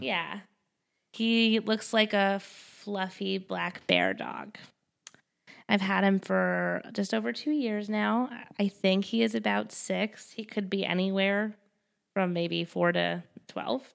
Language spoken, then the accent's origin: English; Westchester, New York, United States; I'm from Westchester